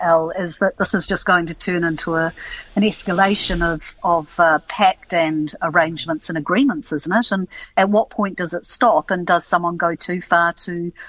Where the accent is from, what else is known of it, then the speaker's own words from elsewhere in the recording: Suva, Central Division, Fiji; Yeah, I grew up in Suva in Fiji, so we go back a fair bit.